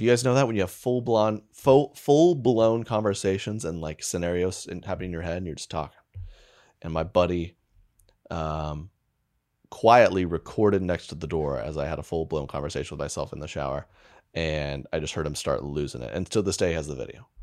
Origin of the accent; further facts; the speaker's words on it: United States; being American